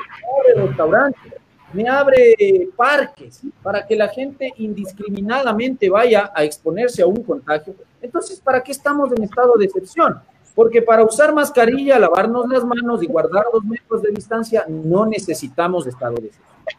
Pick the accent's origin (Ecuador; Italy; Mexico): Ecuador; como ecuatorianos y buenos latinoamericanos